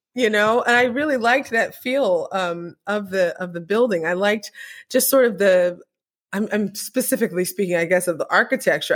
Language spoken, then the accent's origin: English; Apple Valley, California, United States; when I was growing up in Apple Valley